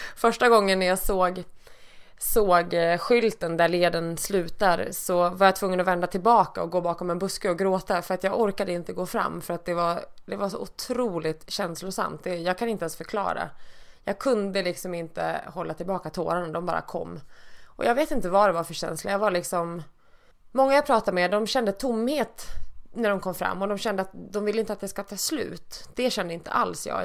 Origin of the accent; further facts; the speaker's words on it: Dalarna County, Sweden; now in Stockholm, Sweden; jag flyttade från min hemby uppe i Dalarna 1994